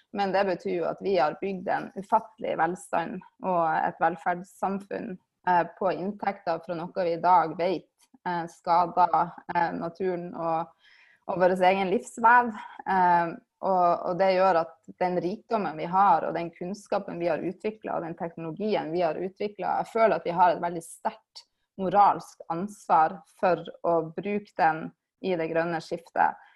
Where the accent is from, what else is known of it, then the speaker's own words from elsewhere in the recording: Svolvær, Nordland, Norway; moved away as an adult; Jeg kommer fra Svolvær i Lofoten, der jeg er oppvokst